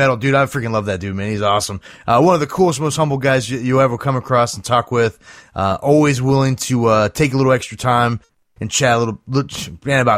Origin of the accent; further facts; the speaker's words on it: outside of the Cleveland area, Ohio, United States; I grew up outside of the Cleveland area, so as a Cleveland sports fan